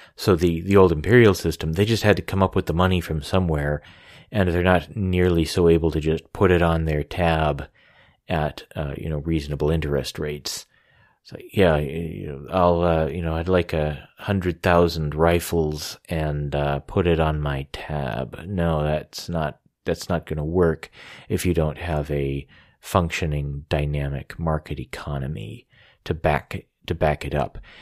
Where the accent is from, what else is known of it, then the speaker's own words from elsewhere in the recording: United States; I'm an American